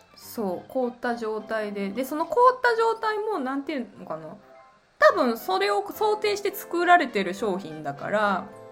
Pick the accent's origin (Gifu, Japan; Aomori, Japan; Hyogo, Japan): Gifu, Japan; 私岐阜出身